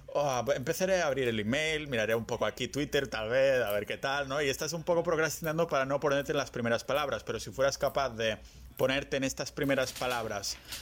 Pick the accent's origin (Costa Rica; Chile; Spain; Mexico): Spain; Barcelona, Catalonia